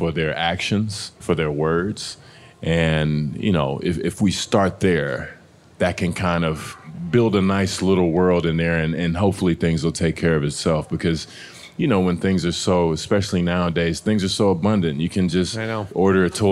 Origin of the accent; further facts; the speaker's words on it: Texas, United States; I'm from Texas.